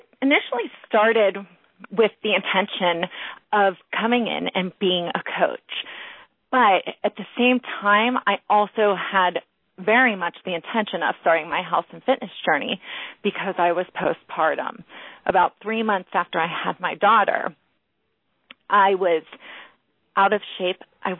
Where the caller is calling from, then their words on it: Pittsburgh, Pennsylvania, United States; From Pittsburgh, Pennsylvania.